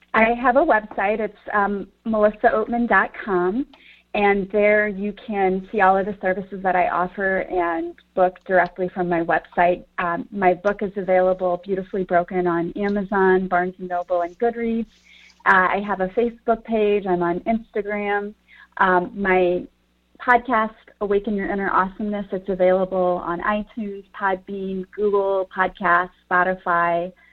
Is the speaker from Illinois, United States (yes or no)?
yes; Collinsville, Illinois, United States; I grew up in Collinsville.